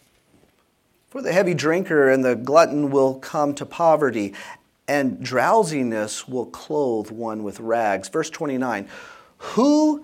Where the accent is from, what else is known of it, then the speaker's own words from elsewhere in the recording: South Louisiana, United States; Growing up in South Louisiana, when I was taking my driver's ed course, so that was in 1980